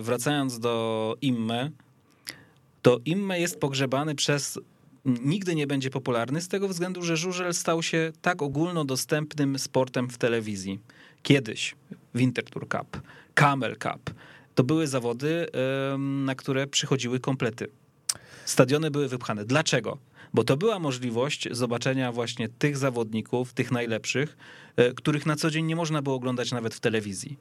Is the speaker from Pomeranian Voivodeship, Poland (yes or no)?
yes; Gdańsk, Pomeranian Voivodeship, Poland; moved away; Ja w Gdańsku nie mieszkam, już ostatnio liczyłem 13 lat, jestem z Gdańska, więc to jest, wiesz, stadion, na którym ja się wychowałem